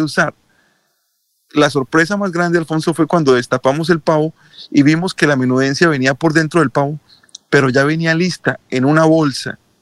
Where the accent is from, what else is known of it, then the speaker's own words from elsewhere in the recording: Colombia; now in United States; como buenos colombianos